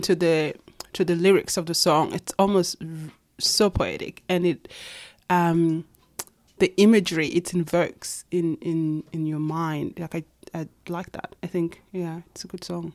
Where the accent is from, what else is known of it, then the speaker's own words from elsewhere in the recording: Kakuma, Turkana County, Kenya; moved away as an adult; also born or lived in Itang, Ethiopia / Nairobi, Kenya; now in Australia; I was born in Ethiopia in a refugee camp called Itang, and then grew up, of course, in Kenya, and then came to Australia when I was eighteen